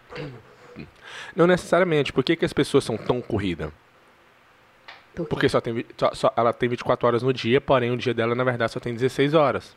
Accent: Minas Gerais, Brazil; Eu sou mineiro

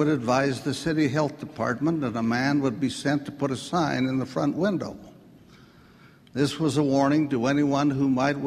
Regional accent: Salt Lake City, Utah, United States; I grew up here in Salt Lake City, a very ordinary kind of freckled-faced kid.

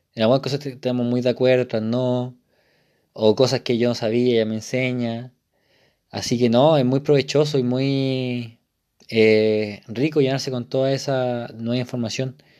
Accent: Isla de Maipo, Santiago Metropolitan Region, Chile; moved away as an adult; now in Santiago, Chile; yo soy de Isle de Maipo, de una parte muy rural, entre comillas, de, la región metropolitana

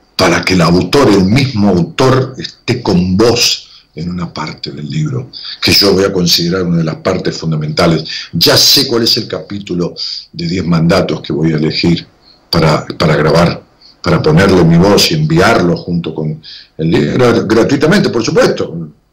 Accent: Ramos Mejía, Buenos Aires Province, Argentina; mi pueblo, Ramón Mejía, que le digo pueblo cariñosamente

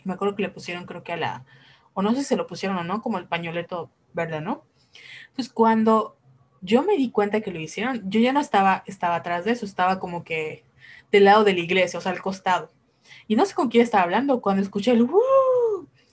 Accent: Yucatán, Mexico; somos de Yucatán

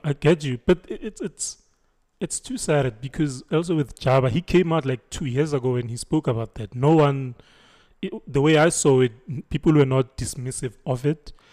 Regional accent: Thembisa?, Braamfischer, Gauteng, South Africa; Ngikhulele eTopsi. I grew up in Topsonville, like in Bramfisha.

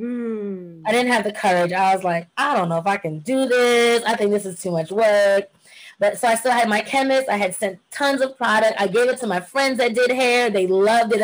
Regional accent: Jamaica; I'm Jamaican, by the way, so I'm very much into being a bush girl.

